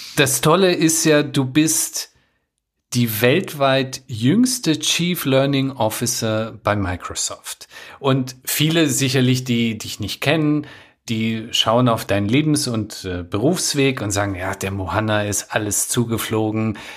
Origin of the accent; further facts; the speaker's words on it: Afghanistan; moved away; Ich bin ja aus Afghanistan